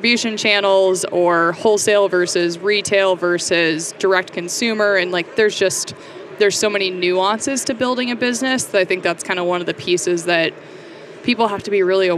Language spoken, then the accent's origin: English; Anchorage, Alaska, United States; I'm from Anchorage, Alaska